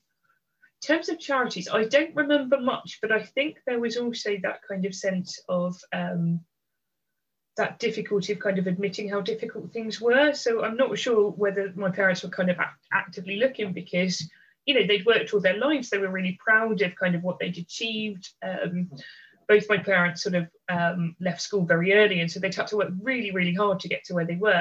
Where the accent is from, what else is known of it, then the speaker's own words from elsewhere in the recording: London, United Kingdom; So I am the oldest of three kids. We grew up in London.